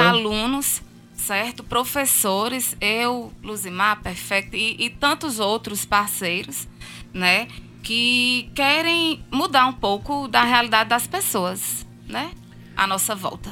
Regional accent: Campina Grande, Paraíba, Brazil; accent: sotaque arrastado; now in João Pessoa, Brazil; Sou de Campina Grande. Tá vendo o sotaque arrastado? é, já trouxe. Sou de Campina Grande, mas já fazem 19 anos que eu moro aqui, em João Pessoa

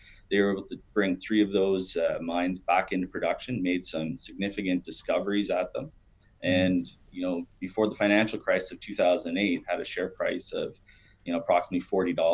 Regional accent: Sudbury, Ontario, Canada; I'm from Sudbury

